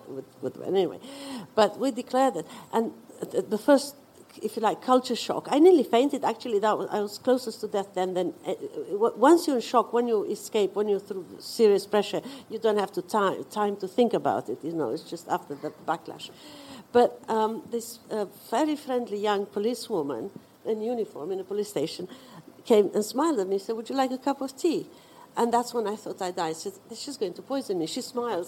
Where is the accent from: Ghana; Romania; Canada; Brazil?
Romania; moved away as an adult; now in United Kingdom; I was born in Romania